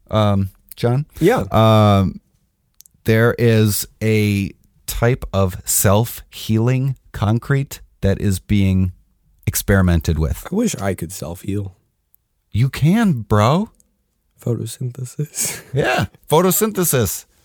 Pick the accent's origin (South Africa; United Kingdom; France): United Kingdom; London; I'm from London.